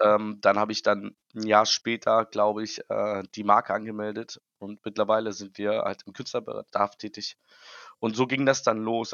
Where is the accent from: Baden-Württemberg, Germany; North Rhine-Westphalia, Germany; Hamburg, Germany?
Hamburg, Germany; Ich komme aus Hamburg